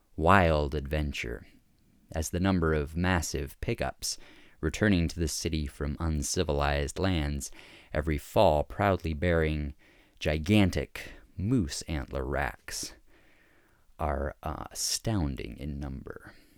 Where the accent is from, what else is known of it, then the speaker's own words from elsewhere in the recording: Fairbanks, Alaska, United States; I grew up in Fairbanks, Alaska